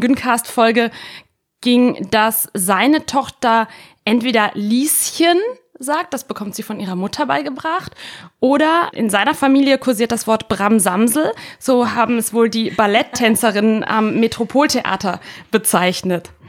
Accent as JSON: {"language": "German", "country": "Italy", "tie": "born or raised there", "moved": "yes", "said": "Ich bin ja in Italien aufgewachsen"}